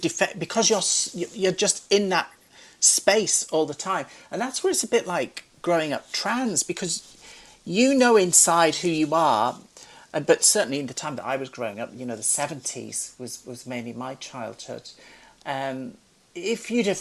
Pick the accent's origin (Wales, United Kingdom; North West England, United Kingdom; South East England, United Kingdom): North West England, United Kingdom; Carlisle; growing up in Carlisle, which is near Penrith